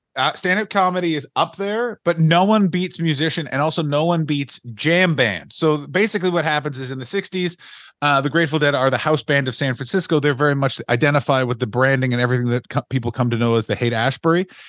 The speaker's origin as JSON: {"language": "English", "town": "Ottawa", "region": "Ontario", "country": "Canada", "said": "I am from Ottawa"}